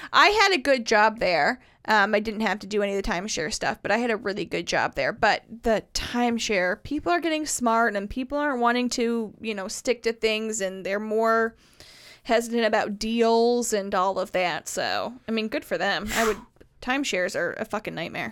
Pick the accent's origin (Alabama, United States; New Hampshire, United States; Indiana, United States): Indiana, United States; Carmel; moved away as an adult; now in Nashville, United States; my hometown, Carmel, Indiana